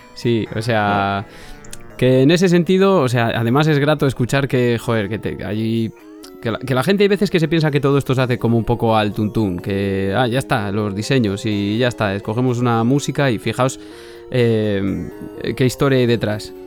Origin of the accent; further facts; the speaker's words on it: Castile and León, Spain; yo soy castellano, castellano leonés de, siempre